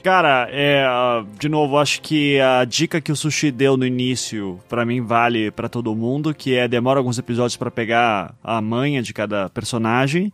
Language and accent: Portuguese; Curitiba, Paraná, Brazil; eu sou de Curitiba